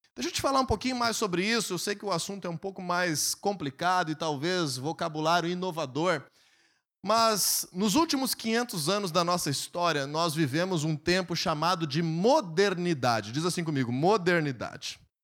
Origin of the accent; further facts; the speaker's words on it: Brazil; nós nascemos no Brasil